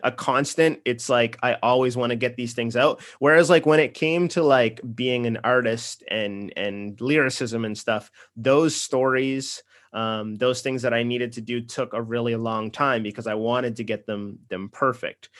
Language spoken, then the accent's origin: English; Nova Scotia, Canada; also born or lived in Los Angeles; now in Toronto, Canada; I'm from Nova Scotia. I, I live in Toronto now.